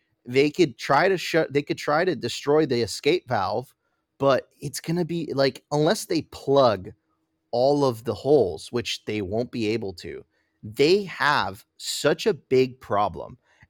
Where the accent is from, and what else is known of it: Venezuela; moved away